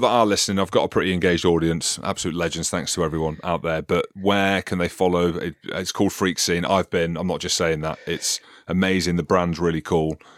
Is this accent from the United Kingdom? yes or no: yes; Scotland, United Kingdom; I live in Scotland, I'm Scottish